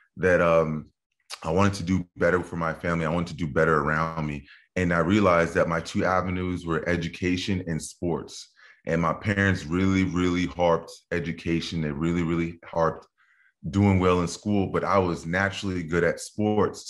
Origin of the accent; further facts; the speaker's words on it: New Jersey, United States; also born or lived in Dallas, Texas; Grew up my early years in New Jersey